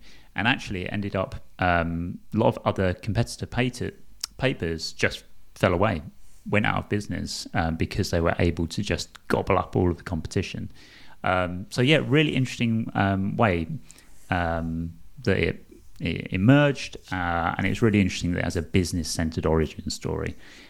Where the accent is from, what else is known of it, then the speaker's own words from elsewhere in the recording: East London, London, United Kingdom; I'm from East London. I sound terrible at the best of times, let alone doing French pronunciation.